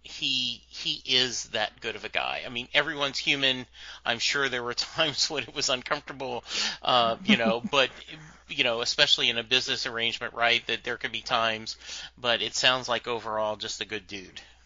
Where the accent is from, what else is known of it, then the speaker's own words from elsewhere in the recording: Louisiana, United States; Growing up in Louisiana, though, um, a very different culture